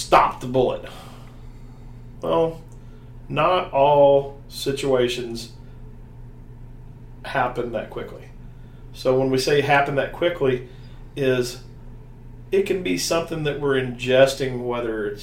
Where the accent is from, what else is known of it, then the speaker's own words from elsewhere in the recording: the South, United States; accent: southern; my southern accent